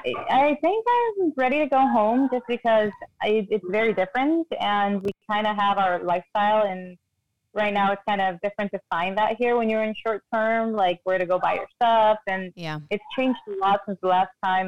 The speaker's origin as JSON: {"language": "English", "country": "Guatemala", "moved": "yes", "said": "I'm from Guatemala. So I'm back home in Guatemala for the first time in eight years."}